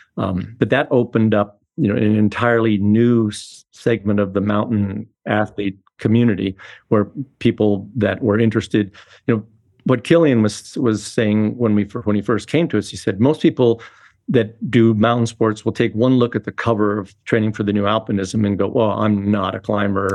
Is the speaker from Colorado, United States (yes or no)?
yes; Boulder, Colorado, United States; I've been growing up in Boulder, Colorado in the sixties.